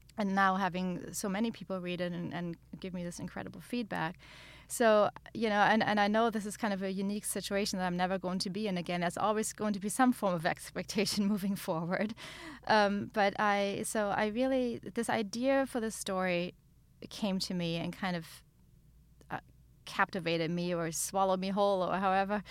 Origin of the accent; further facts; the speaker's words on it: Germany; moved away; where I grew up in Germany